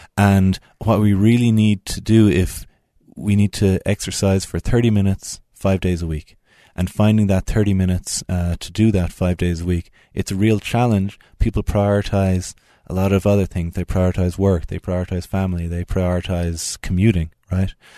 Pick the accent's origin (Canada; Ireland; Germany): Ireland; Tipperary, Munster; moved away as an adult; now in Utah, United States; I'm from Tipperary in the Midlands of Ireland. Moved out to America thirteen years ago, and then moved out to Utah five years ago.